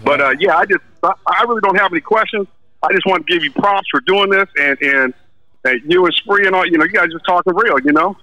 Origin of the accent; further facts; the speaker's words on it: Los Angeles, California, United States; I'm from Venice